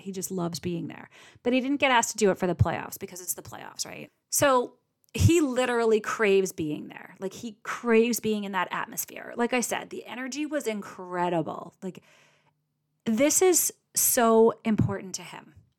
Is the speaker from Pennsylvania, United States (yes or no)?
no; Boston, Massachusetts, United States; I'm from Boston